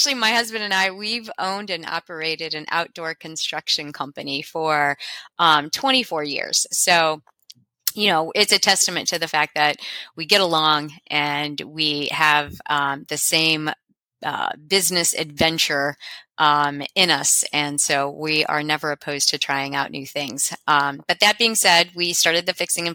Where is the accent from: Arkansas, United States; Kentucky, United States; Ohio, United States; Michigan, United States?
Ohio, United States; Cincinnati; I'm from Cincinnati, Ohio